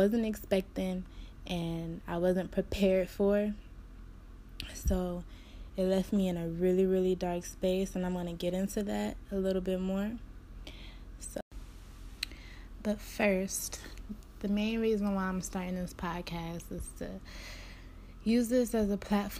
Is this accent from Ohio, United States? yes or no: yes; Cleveland, Ohio, United States; I'm from Cleveland, Ohio